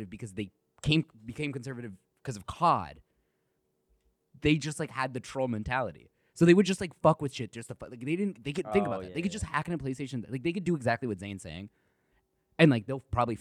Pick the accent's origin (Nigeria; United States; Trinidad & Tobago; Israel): United States; the South; I grew up in the South